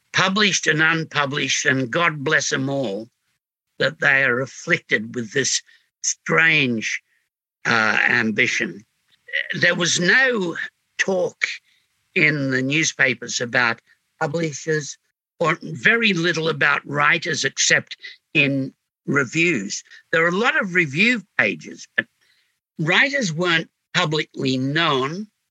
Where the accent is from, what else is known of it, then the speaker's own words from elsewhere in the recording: Sydney, New South Wales, Australia; I came from Homebush, which made up in boredom for what Glebe supplied in squalor.